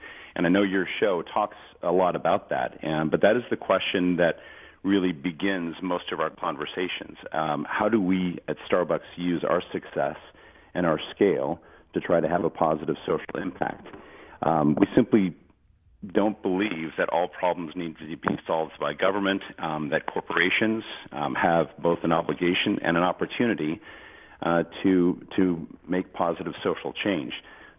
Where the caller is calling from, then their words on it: Seattle, Washington, United States; I am indeed. I'm out here in Seattle, and I'm in my basement of my home.